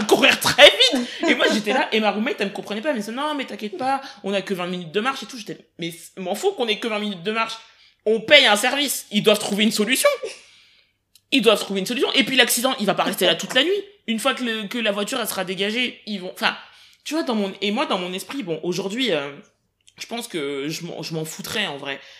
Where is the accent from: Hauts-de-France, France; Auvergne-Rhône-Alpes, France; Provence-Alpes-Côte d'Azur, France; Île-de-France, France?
Île-de-France, France; Paris; je suis né à Paris, j'ai grandi en île de france